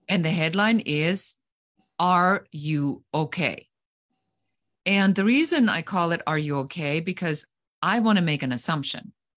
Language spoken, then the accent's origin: English; Germany; moved away as an adult; now in United States; I am originally from Germany, so I am an immigrant uh, living currently